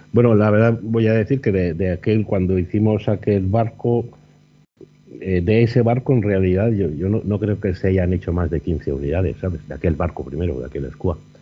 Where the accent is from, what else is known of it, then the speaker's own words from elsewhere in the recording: Burgos, Castile and León, Spain; aquí en Burgos? Pues, pues porque es mi tierra